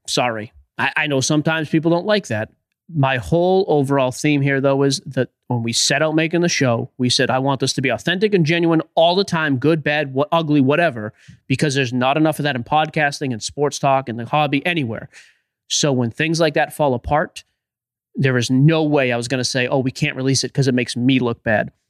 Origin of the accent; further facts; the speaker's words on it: Boston, Massachusetts, United States; I'm from Boston